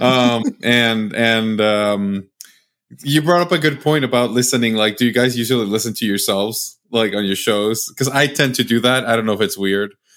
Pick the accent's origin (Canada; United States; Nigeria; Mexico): Mexico; moved away; I'm from Mexico